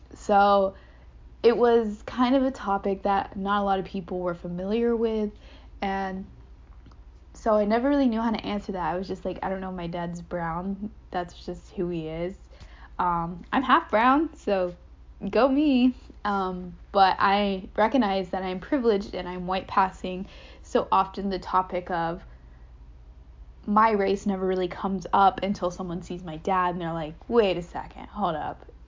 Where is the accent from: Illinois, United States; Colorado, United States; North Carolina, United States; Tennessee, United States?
North Carolina, United States; Goldsboro; moved away as an adult; I grew up in Goldsboro, North Carolina